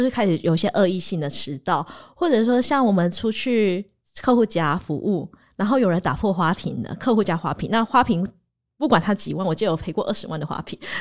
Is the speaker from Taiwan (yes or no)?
yes; Taiwan; moved away as an adult; now in Japan; 我是台湾人，可是我们公司我是面对一群日本人，还有一堆菲律宾人